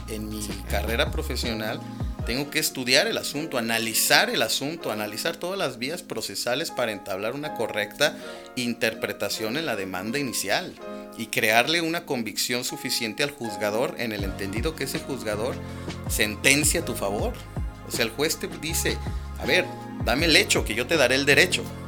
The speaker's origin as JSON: {"language": "Spanish", "region": "Guanajuato", "country": "Mexico", "moved": "as an adult", "lives_now": "San Luis Potosí, Mexico", "said": "soy de Guanajuato, capital. Este, e-, emigré de la ciudad de Guanajuato."}